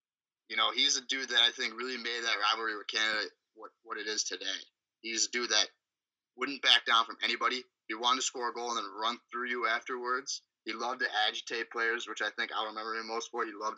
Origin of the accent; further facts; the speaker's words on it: Buffalo, New York, United States; I'm from Buffalo